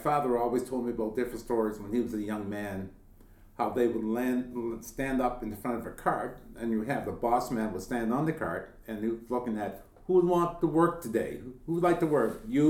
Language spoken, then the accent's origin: English; Yarmouth, Nova Scotia, Canada; moved away as an adult; I was born in Yarmouth and raised in Yarmouth and went to school in Yarmouth, but I'm one of these people who actually came back to Yarmouth.